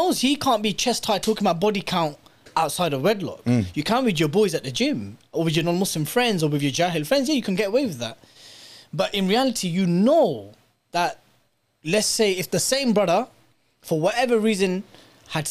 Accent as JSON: {"language": "English", "country": "United Kingdom", "tie": "born or raised there", "said": "growing up in British state schools and maybe not in the most Islamic environments"}